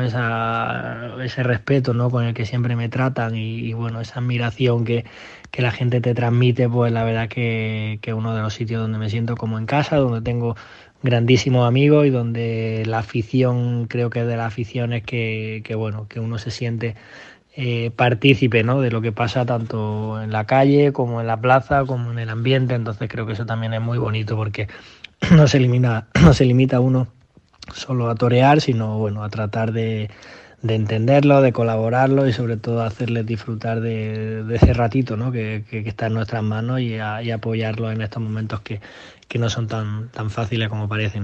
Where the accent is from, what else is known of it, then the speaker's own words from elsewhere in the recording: Granada, Andalusia, Spain; en mi casa o en mi tierra